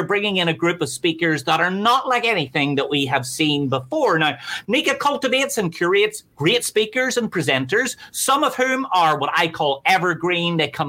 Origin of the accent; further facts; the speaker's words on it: Ireland; But of course, I'm from Ireland, so we say Nika Now.